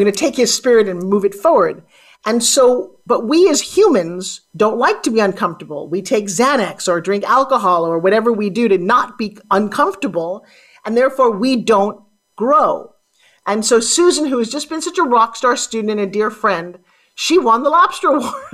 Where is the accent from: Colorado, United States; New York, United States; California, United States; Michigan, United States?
New York, United States; Long Island; accent: New York; I grew up on Long Island, talking like this